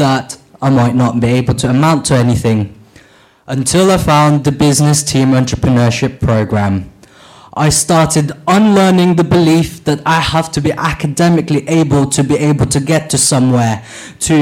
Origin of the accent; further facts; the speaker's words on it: Philippines; now in Bristol, United Kingdom; I was born in the Philippines, and I started to work at the age of 7 cleaning old bottles for reuse and packing rice cakes